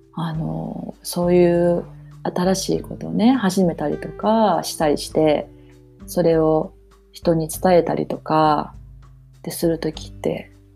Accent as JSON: {"language": "Japanese", "country": "Japan", "tie": "born or raised there", "moved": "yes", "said": "私も日本で生まれ育ってるし心はバリバリの日本人やから"}